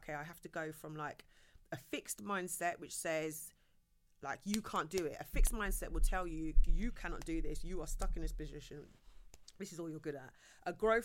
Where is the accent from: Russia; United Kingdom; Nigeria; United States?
United Kingdom; England; I'm an ethnic minority growing up in England